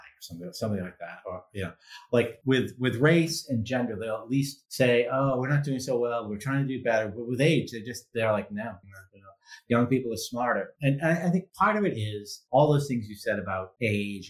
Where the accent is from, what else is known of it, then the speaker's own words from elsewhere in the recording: Massachusetts, United States; I grew up in Massachusetts